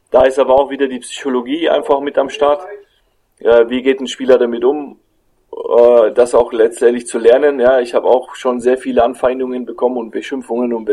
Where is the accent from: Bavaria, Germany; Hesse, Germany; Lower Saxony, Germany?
Bavaria, Germany; Fürth; ich bin nach Leverkusen äh, zurück hier in meine Heimat gekommen, nach Fürth